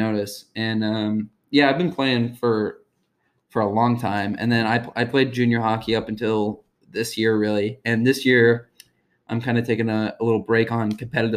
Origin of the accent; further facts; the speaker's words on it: Texas, United States; I grew up in Texas